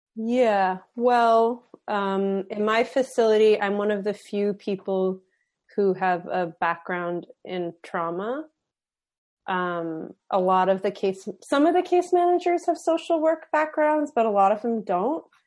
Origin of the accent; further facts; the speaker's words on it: Philadelphia, Pennsylvania, United States; I'm from Philly.